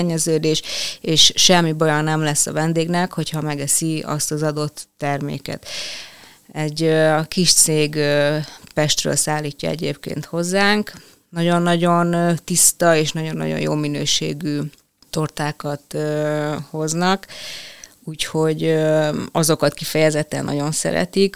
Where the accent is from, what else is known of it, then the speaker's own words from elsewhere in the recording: Veszprém, Veszprém County, Hungary; amikor már ugye kellett gondolkozni, hogy mi legyen a szakma, vagy egyáltalán hova tovább, akkor itt Veszprémben